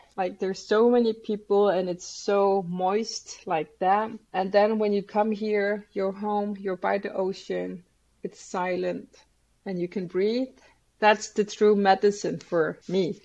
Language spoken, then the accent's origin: English; Greenland; I come from Greenland